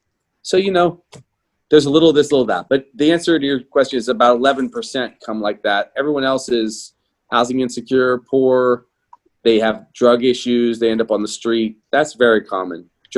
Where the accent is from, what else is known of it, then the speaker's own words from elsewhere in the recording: Pittsburgh, Pennsylvania, United States; I grew up in Pittsburgh